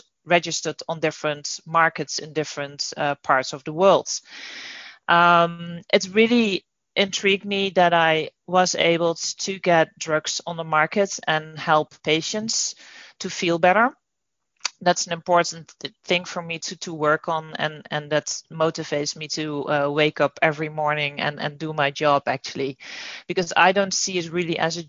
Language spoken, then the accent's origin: English; Netherlands; moved away as an adult; now in United States; I'm originally from the Netherlands, and I moved to the US about 2.5 years ago.